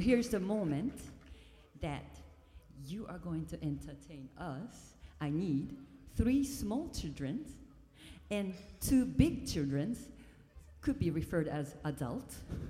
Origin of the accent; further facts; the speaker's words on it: Tokyo, Japan; now in New York, United States; I'm originally from Tokyo.